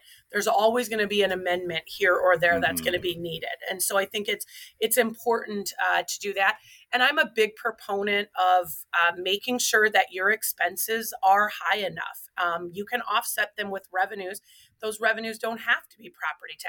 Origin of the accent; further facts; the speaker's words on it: Waterloo, Iowa, United States; So I grew up right here in Waterloo, Iowa. I am a born and raised Iowa girl.